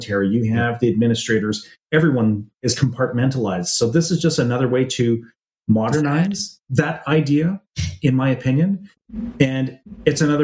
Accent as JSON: {"language": "English", "country": "Canada", "said": "As a Canadian"}